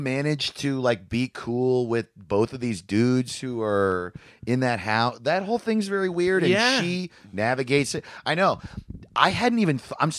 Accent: New York, United States; I was a Navy kid. I moved a lot. And so I would have been in, well, I'm from upstate New York, basically.

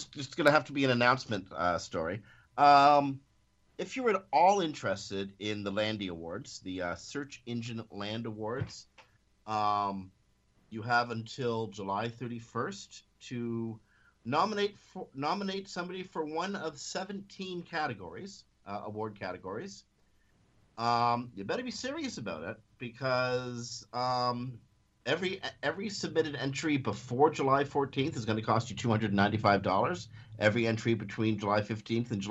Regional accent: Canada; we're Canadian

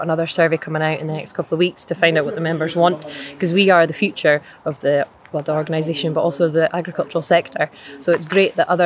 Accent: Aberlour, Scotland, United Kingdom; I'm from Aberlour up in Moray at Speyside.

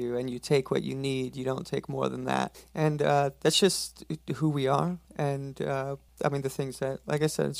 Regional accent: Alaska, United States; growing up in Alaska.

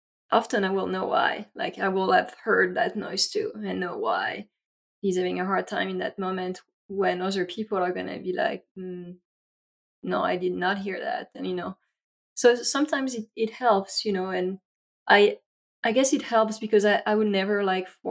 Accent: France; English is a second language; moved away as an adult; now in United States; I grew up in France, and here is my accent.

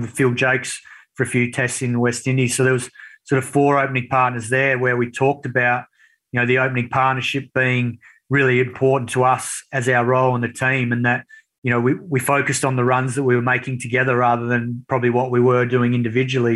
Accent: Swan Valley, outside Perth, Western Australia, Australia; I grew up on a property which was sort of semi-rural, half an hour outside of Perth in the Swan Valley

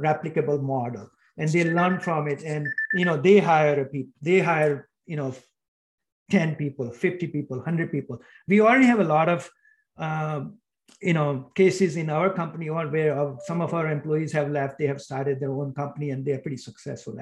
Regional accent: India; moved away; I grew up in India

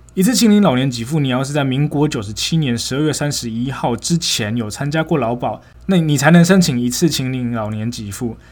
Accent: Nantou County, Taiwan; moved away as an adult; also born or lived in Taichung, Taiwan / Tainan, Taiwan; 六月的时候就回南投

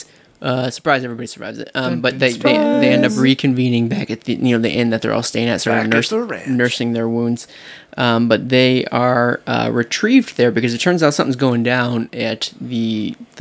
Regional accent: Chicago, Illinois, United States; I grew up in Chicago.

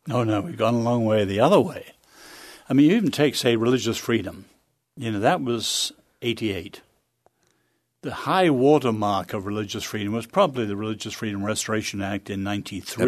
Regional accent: England, United Kingdom; also born or lived in China; now in United States; as an Englishman

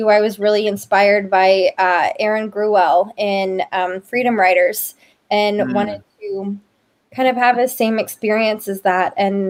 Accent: Memphis, Tennessee, United States; I actually lived in Memphis proper for a while, and then we moved out to the suburbs.

